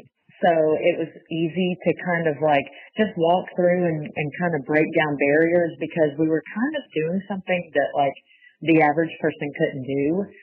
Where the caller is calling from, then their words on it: Auburn, Alabama, United States; I'm from Auburn, Alabama.